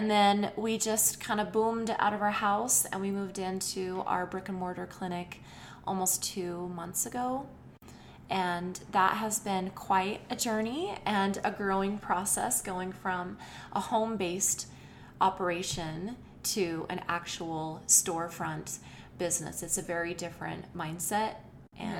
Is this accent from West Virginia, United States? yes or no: no; Rexburg, Idaho, United States; I was born and raised in Rexburg, Idaho, not too far from here